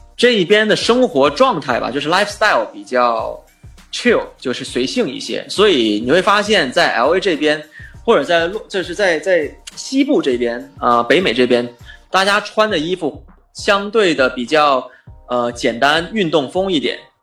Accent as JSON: {"language": "Chinese", "country": "China", "moved": "as an adult", "lives_now": "Los Angeles, United States", "said": "作为一个留学生来到美国，中国留学生"}